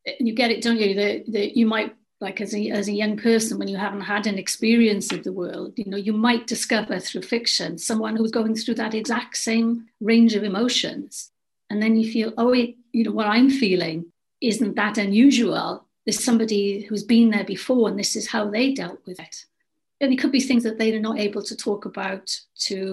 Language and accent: English; Wales, United Kingdom; born or raised there